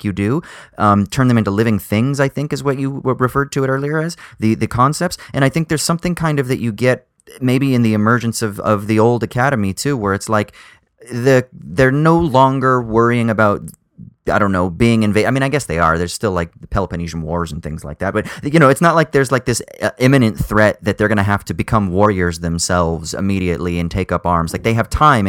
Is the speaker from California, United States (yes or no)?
yes; Orange County, California, United States; moved away; also born or lived in United Kingdom; I grew up in the Burbs in Orange County, Southern Orange County, California